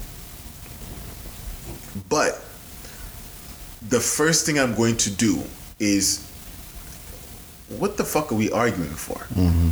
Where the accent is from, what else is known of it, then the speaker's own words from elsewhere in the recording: Nigeria; moved away; I'm Nigerian